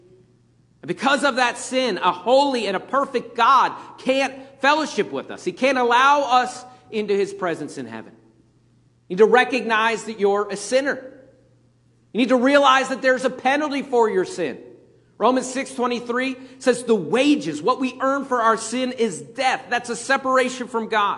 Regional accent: Pennsylvania, United States; moved away as an adult; I grew up in Pennsylvania, and at that point, when I left Pennsylvania, they didn't really have Chick-fil-A's up there

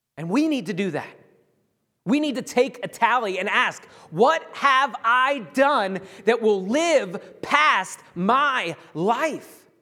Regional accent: United States; being an American

